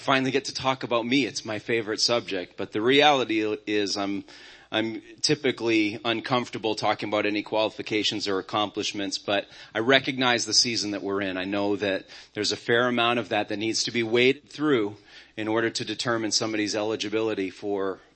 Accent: Auburn, Maine, United States; I grew up in Auburn, Maine, and our church was growing, thriving

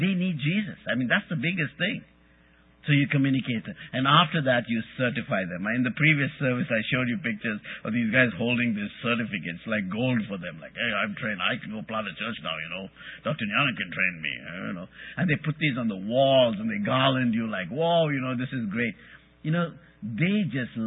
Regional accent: India; English is a second language; I'm Indian. I'm not American. I'm not an American citizen.

